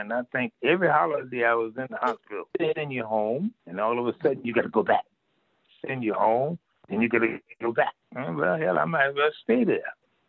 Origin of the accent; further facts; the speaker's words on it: Fernandina Beach, Florida, United States; moved away; getting the key to the city where I was born, where I used to shine shoes, cut grass and all that and get to run around back in those days.